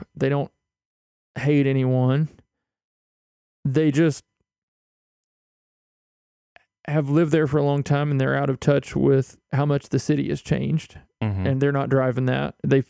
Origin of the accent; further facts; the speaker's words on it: Louisa, Kentucky, United States; And let me just say, coming from a dry county in eastern Kentucky, I don't think that's true.